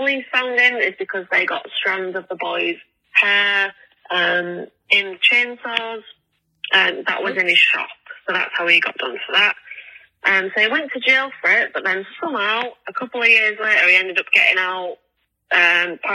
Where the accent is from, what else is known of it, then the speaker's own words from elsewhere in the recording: England, United Kingdom; I'm English